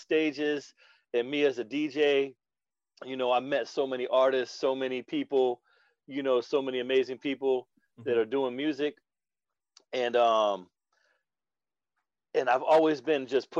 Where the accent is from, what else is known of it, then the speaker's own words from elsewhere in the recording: Tampa, Florida, United States; my hometown, Tampa